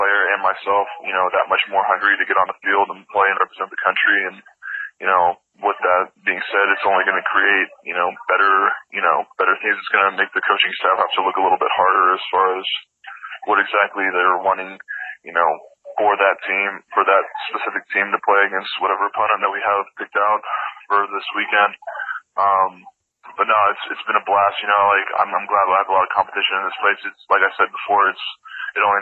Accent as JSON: {"language": "English", "region": "Oklahoma", "country": "United States", "tie": "born or raised there", "also_born_or_lived": "Missouri", "moved": "as an adult", "lives_now": "New York, United States", "said": "growing up in Oklahoma, and even Missouri for that matter"}